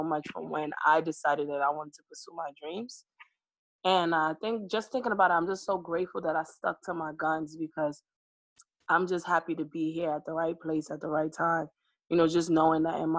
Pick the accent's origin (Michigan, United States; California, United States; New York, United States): New York, United States; I'm born in New York. I'm a Brooklyn girl